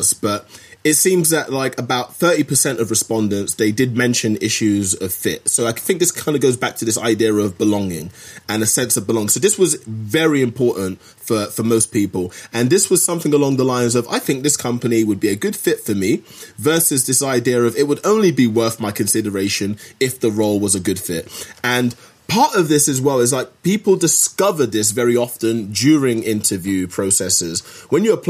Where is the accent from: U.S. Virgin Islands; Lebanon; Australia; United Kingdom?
United Kingdom; me being a Brit